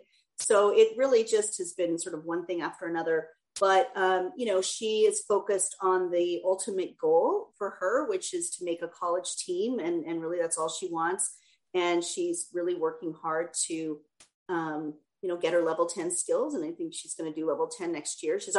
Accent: Edmonton, Alberta, Canada; now in United States; I'm from Edmonton

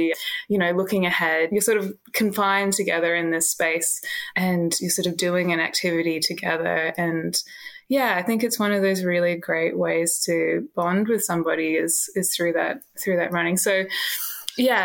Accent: Canberra, Australian Capital Territory, Australia; moved away as an adult; also born or lived in Sydney; now in Melbourne, Australia; I grew up in Canberra

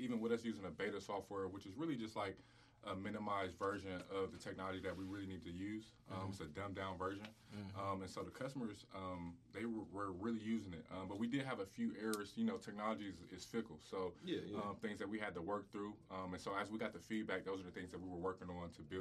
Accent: Columbus, Ohio, United States; This being my hometown

